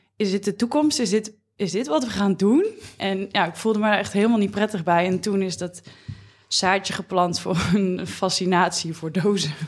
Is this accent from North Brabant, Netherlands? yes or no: yes; near Roosendaal, North Brabant, Netherlands; Ik kom zelf uit Brabant